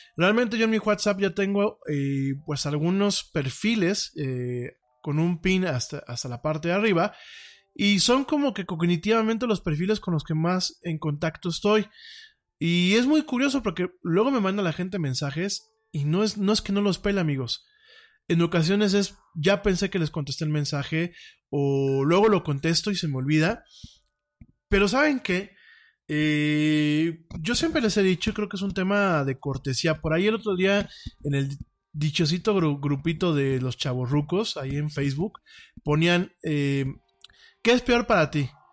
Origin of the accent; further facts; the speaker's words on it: Mexico; soy de México